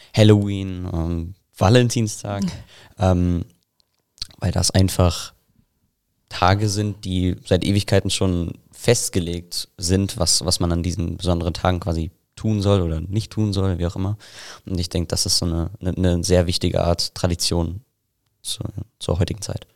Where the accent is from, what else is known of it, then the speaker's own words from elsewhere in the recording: Selb, Bavaria, Germany; ich komme aus Selb